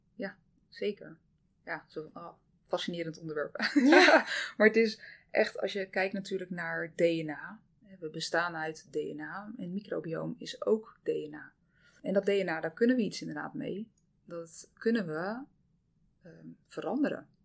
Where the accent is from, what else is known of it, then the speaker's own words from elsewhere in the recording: Zeeland, Netherlands; ik kom uit Zeeland. Eh, dus ik ben eigenlijk echt heel Zeeuws opgevoed. Heel blij om dat ik ook in het dorp ben opgevoed